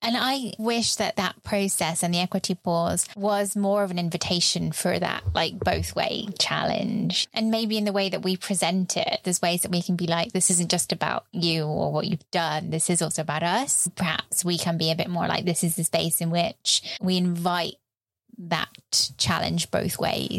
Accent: United Kingdom; As a British person.

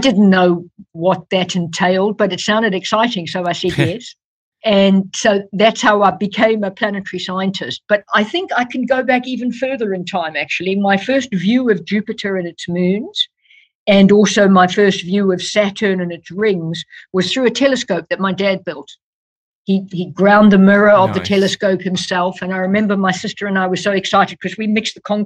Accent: South Africa; moved away as an adult; now in United Kingdom; I was born and brought up in South Africa

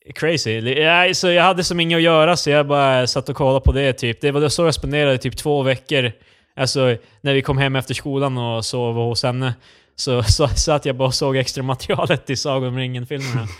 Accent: Sundbyberg, Stockholm County, Sweden; där vi kommer ifrån Sundbybryn

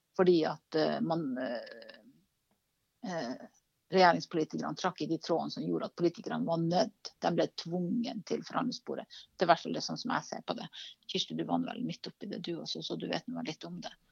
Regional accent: Karasjok, Finnmark, Norway; jeg vokste opp i Karasjok

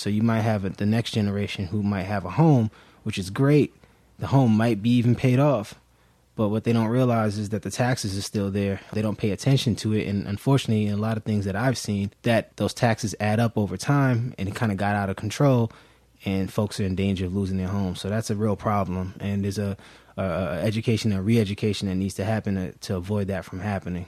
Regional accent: New York City, New York, United States; moved away as an adult; also born or lived in Germantown, Philadelphia; now in Philadelphia, United States; I'm originally from Brooklyn, New York

